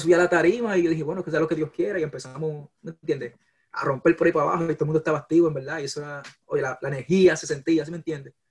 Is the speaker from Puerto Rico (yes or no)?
yes; Puerto Rico; also born or lived in San Juan; now in United States; yo nací en Puerto Rico, me crié en Puerto Rico, después vine para acá, para Estados Unidos